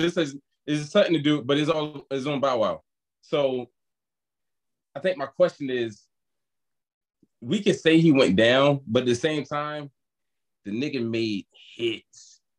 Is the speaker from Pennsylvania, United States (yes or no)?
yes; Philadelphia, Pennsylvania, United States; I'm from Philly